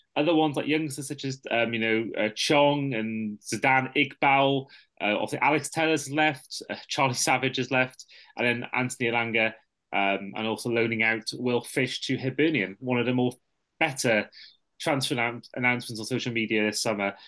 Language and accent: English; Welsh, Wales, United Kingdom; I'm a Welsh Liverpool fan, but I've got family from the Wirral